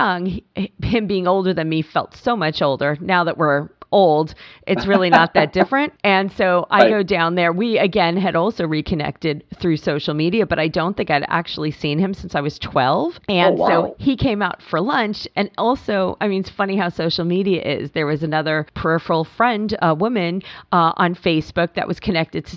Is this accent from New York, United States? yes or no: yes; Long Island, New York, United States; moved away; also born or lived in Pennsylvania; cousins in Annapolis that I grew up with on Long Island